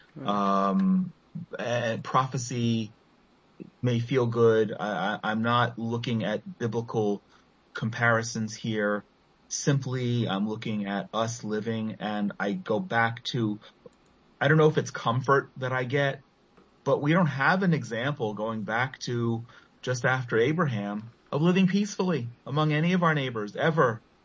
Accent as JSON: {"language": "English", "country": "Israel", "also_born_or_lived": "Efrat", "said": "as Israelis"}